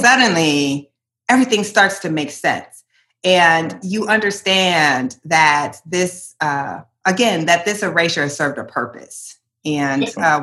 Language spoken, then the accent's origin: English; Iowa, United States; moved away as an adult; also born or lived in Portland; growing up in Iowa